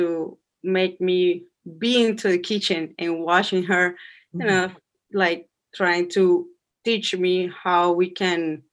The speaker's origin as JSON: {"language": "English", "country": "Colombia", "second_language": "English", "moved": "as an adult", "lives_now": "New York City, United States", "said": "I'm from Colombia."}